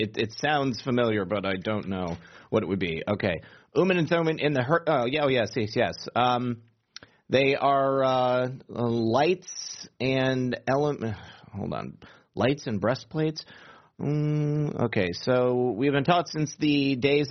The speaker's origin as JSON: {"language": "English", "region": "Michigan", "country": "United States", "said": "I'm from Michigan"}